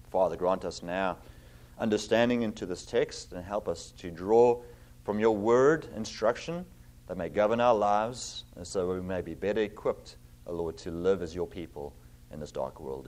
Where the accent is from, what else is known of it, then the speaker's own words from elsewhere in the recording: South Africa; moved away as an adult; also born or lived in Cape Town / Virginia; now in Zeeland, United States; I have an accent. I'm originally from South Africa